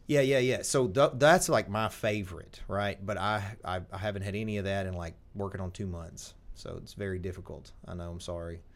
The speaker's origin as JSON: {"language": "English", "region": "Tennessee", "country": "United States", "said": "I'm from Tennessee, and you're gonna be able to tell."}